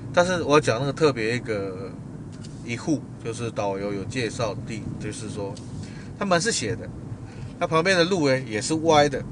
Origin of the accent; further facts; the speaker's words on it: Taiwan; 既然一个人来到外地了，身为台湾人也不能漏气